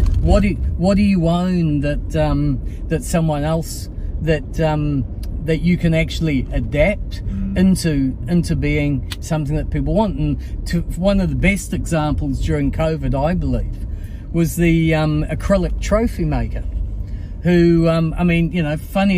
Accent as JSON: {"language": "English", "region": "Auckland", "country": "New Zealand", "tie": "born or raised there", "said": "where I grew up in Maringi Bay, which is really super. Went to Rangitoto College and Auckland University."}